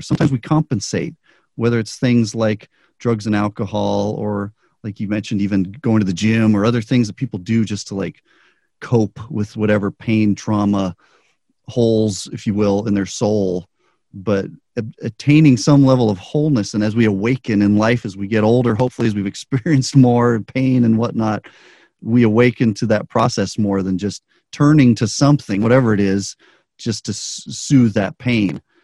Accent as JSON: {"language": "English", "town": "Albuquerque", "region": "New Mexico", "country": "United States", "tie": "born or raised there", "moved": "yes", "lives_now": "Las Vegas, United States", "said": "I grew up in Albuquerque."}